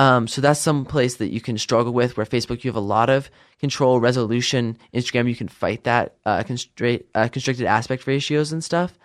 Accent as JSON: {"language": "English", "region": "Idaho", "country": "United States", "tie": "born or raised there", "also_born_or_lived": "Virginia", "said": "I was not born in Idaho, but I would definitely say I grew up here. Uh, I was born back in Virginia, uh, moved here in two thousand one, and I spent most of my life here since then."}